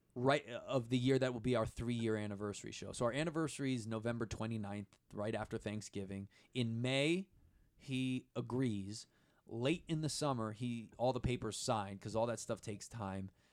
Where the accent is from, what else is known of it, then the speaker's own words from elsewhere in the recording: East Coast, United States; I grew up on the East Coast